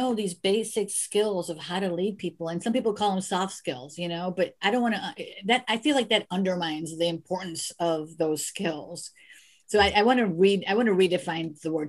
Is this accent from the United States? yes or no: yes; United States; I was born in the United States